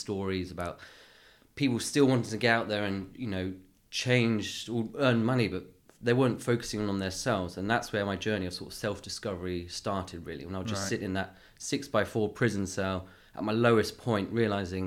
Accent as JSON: {"language": "English", "town": "Bournemouth", "region": "South West England", "country": "United Kingdom", "also_born_or_lived": "London", "moved": "yes", "said": "I'm from Bournemouth"}